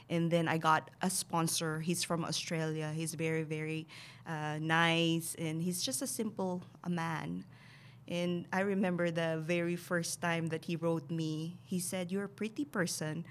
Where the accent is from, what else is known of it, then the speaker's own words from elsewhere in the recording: Bacolod, Western Visayas, Philippines; moved away as an adult; now in United States; So Bacolod City, and then we moved to the Central Business District when I was nine years old